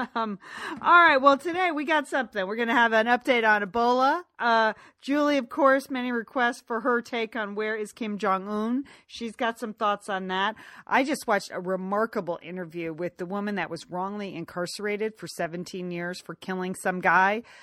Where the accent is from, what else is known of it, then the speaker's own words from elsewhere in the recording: United States; now in Los Angeles, United States; we grew up right outside of New York